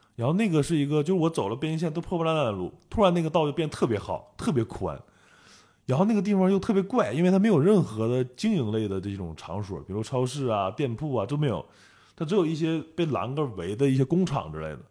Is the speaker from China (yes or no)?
yes; Northeast China, China; 我是一个来自东北的摄影师